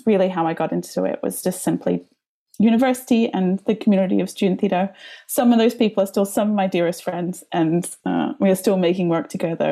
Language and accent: English; Melbourne, Victoria, Australia; now in Riga, Latvia; My accent comes from the lands of the Wurundjeri and the Bunurong people of the Kulin Nations in a place called Naam. Most other people know it as Melbourne, Australia.